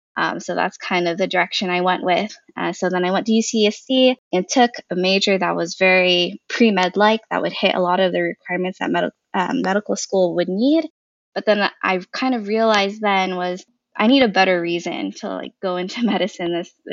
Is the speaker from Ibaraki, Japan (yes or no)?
no; Okinawa, Japan; born there; I was born in Okinawa, Japan, which is a small island off the coast of Japan.